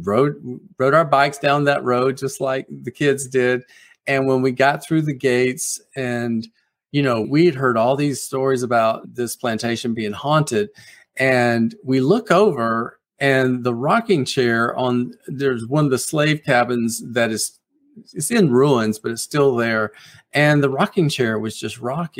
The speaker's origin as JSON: {"language": "English", "region": "South Carolina", "country": "United States", "tie": "born or raised there", "said": "it's set in my hometown. It's set on that plantation that I grew up next door"}